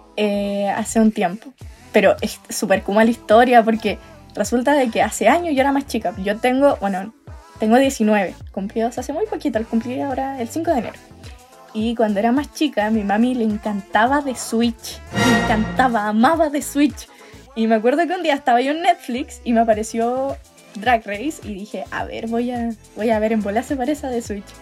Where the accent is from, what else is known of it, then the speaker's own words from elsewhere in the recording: Santiago, Santiago Metropolitan Region, Chile; also born or lived in Talca; now in Parral, Chile; soy santiaguina. ¿Ya? Pero vivo en una ciudad llamada Parral, pero estudio en Talca